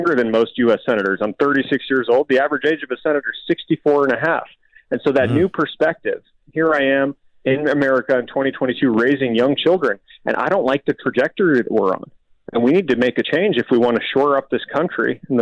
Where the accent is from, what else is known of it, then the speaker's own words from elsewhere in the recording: Tucson, Arizona, United States; my hometown of Tucson